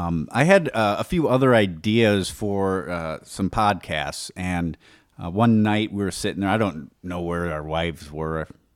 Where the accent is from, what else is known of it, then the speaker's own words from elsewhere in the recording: Wisconsin, United States; we're from Wisconsin.